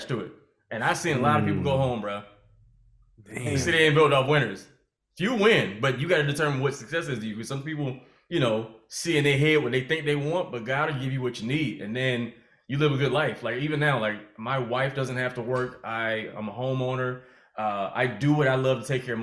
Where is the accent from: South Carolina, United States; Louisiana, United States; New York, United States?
South Carolina, United States; South Carolina the same way. I feel like it was a great place to grow up